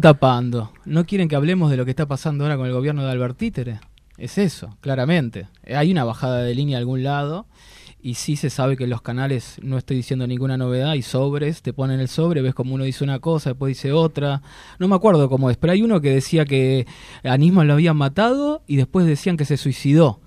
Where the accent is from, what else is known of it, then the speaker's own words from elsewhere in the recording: Argentina; Como argentino